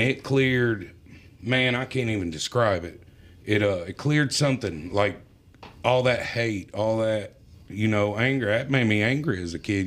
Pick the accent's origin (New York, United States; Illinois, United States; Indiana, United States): Indiana, United States; Marion; also born or lived in Connersville, Indiana; I was born in uh, Marion, Indiana